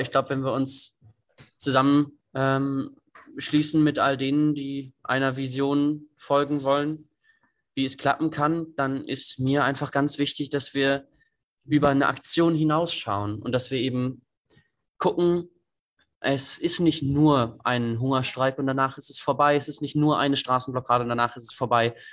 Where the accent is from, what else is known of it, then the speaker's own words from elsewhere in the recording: Greifswald, Mecklenburg-Vorpommern, Germany; moved away as an adult; now in Lüneburg, Germany; ich komme eigentlich aus Greifswald und äh, bin dann nach Lüneburg zum Studium.